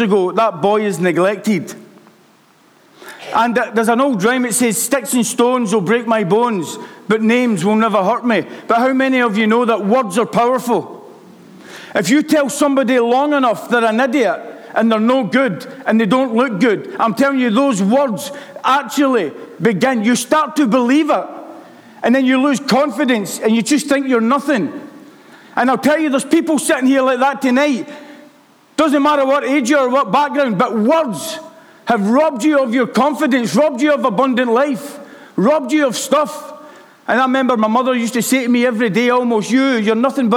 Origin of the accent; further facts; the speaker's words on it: Glasgow, Scotland, United Kingdom; I was brought up in Glasgow by my mother.